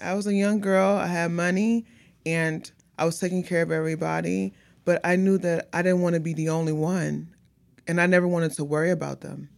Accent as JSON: {"language": "English", "town": "Houston", "region": "Texas", "country": "United States", "tie": "born or raised there", "said": "born and raised out here in Houston"}